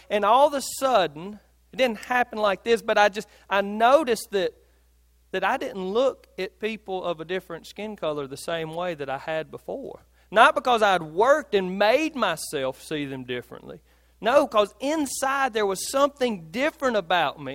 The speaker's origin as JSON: {"language": "English", "town": "Philadelphia", "region": "Mississippi", "country": "United States", "tie": "born or raised there", "said": "I grew up in Philadelphia"}